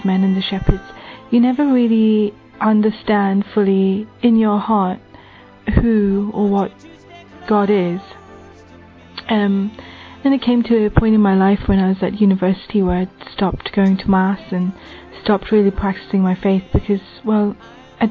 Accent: England, United Kingdom; I'm from England, and I'm 27 years old.

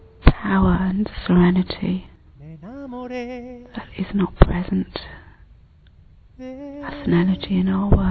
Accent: United Kingdom; I'm from the United Kingdom.

